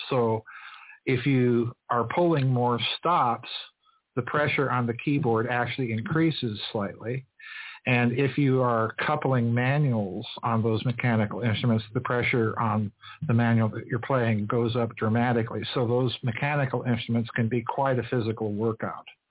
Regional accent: Sioux Falls, South Dakota, United States; I grew up in the Methodist, old Methodist Episcopal Church in Sioux Falls, South Dakota

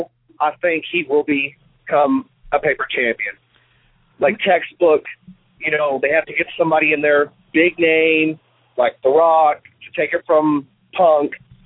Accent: Charlestown, Indiana, United States; I'm from Charlestown, Indiana.

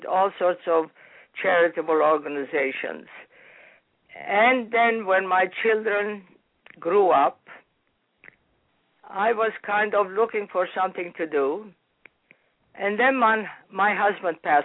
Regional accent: Cairo, Cairo Governorate, Egypt; moved away as an adult; also born or lived in Boston, United States; now in United States; I was born in Heliopolis, Egypt, which is a suburb of Cairo

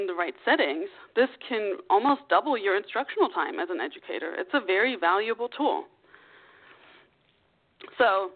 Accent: Germany; English is a second language; moved away as an adult; now in United States; English is not my first language. It's my second language after growing up in Germany.

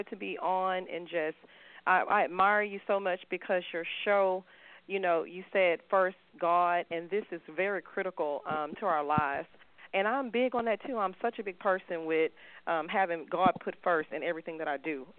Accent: Houston, Texas, United States; I am from Houston, Texas

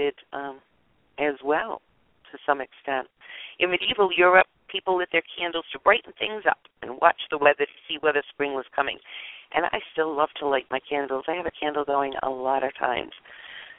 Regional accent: United States; I'm an American. I was born here. My people come from Scandinavia

